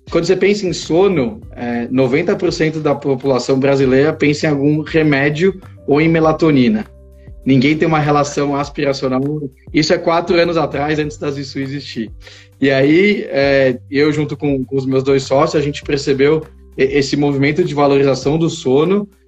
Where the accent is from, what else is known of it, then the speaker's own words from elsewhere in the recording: Israel; born there; eu nasci em Israel, é, meus pais são brasileiros, mas casaram e resolveram é, ir morar uns anos lá, e, e aí eu nasci